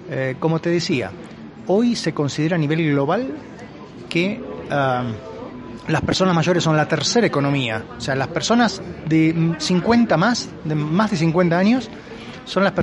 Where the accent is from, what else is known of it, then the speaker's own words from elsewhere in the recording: Mexico; born there; cuando yo nací, yo tengo 53 años, en el año 67, cuando yo nací aquí en México